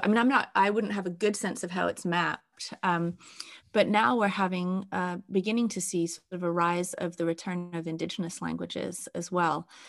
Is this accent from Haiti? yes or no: no; England, United Kingdom; also born or lived in Wales; now in Canada; as an English person